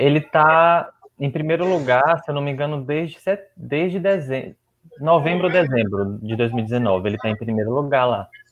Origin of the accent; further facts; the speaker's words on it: Gandu, Bahia, Brazil; moved away as an adult; also born or lived in Vitória da Conquista; now in Jequié, Brazil; Sim, eu sou do, do interior, de Gandu. Eu nasci numa cidade chamada Gandu